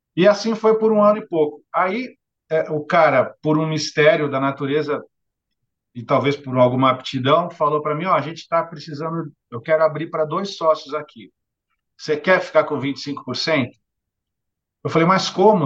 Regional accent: Santos, São Paulo, Brazil; aqui na cidade de Santos, onde eu nasci, onde sempre vivi e, e vivo hoje

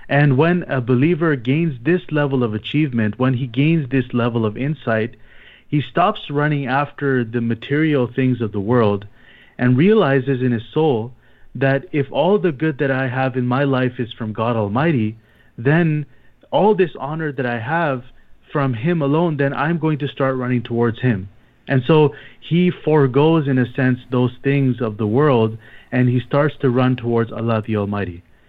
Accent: Toronto, Ontario, Canada; moved away as an adult; now in Micronesia; I'm originally from Toronto

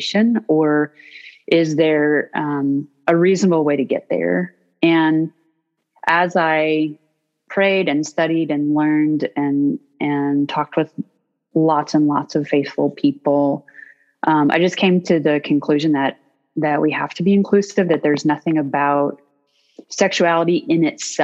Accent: North Georgia, United States; I grew up in the South in North Georgia

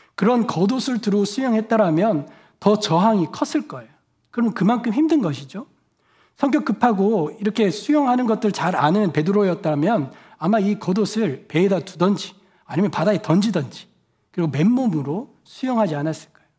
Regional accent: South Korea; moved away as an adult; now in United States; 한국에서 온 저는

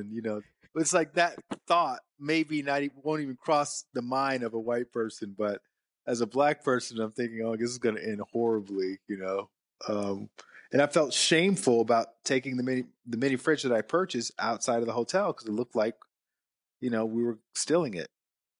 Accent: the South, United States; growing up in the South, you learn to eat for taste, number one.

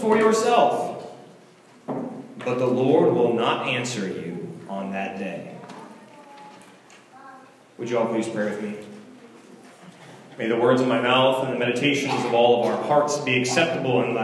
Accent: Virginia, United States; where we grew up in Virginia, what schools we went

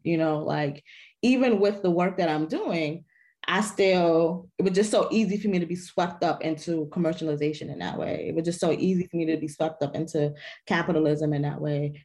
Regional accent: New York City, New York, United States; I am from the Bronx

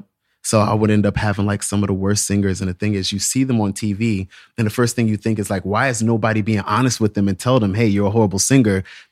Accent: Virginia, United States; moved away as an adult; also born or lived in Texas, United States; now in New York, United States; You know, I left Texas when I was so young. I was raised more so in Virginia, but I really wouldn't say that was a Virginia sound because I never really fit in there. That's why I ran off to New York, you know?

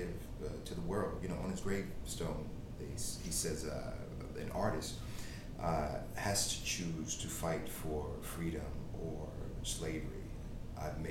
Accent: United States; growing up in America

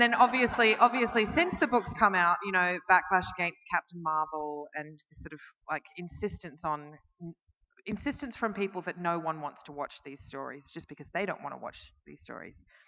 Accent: Melbourne, Victoria, Australia; I'm from Melbourne

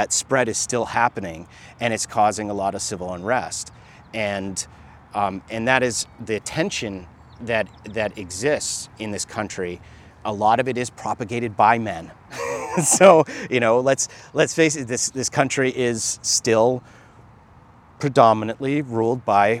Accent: United States; born or raised there; also born or lived in Jamaica

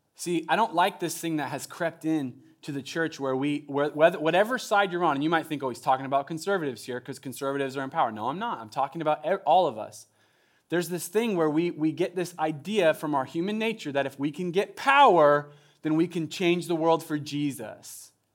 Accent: Southern Oregon, United States; moved away as an adult; now in Eugene, United States; I'm from Southern Oregon

